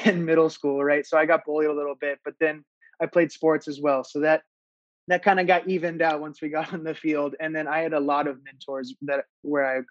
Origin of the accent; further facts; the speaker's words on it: Iowa, United States; I grew up in the Midwest. I grew up in Iowa